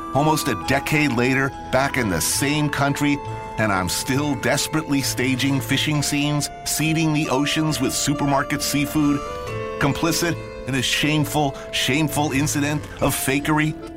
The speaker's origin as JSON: {"language": "English", "region": "New Jersey", "country": "United States", "tie": "born or raised there", "said": "I grew up in New Jersey, which was pretty much Sicily on the Hudson"}